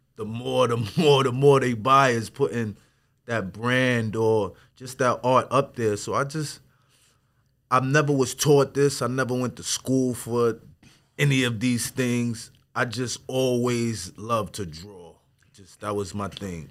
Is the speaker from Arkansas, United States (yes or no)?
no; Wyandanch, New York, United States; I'm from Wandish